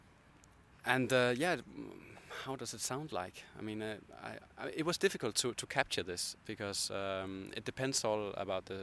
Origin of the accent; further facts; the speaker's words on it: Copenhagen, Capital Region of Denmark, Denmark; I'm from Copenhagen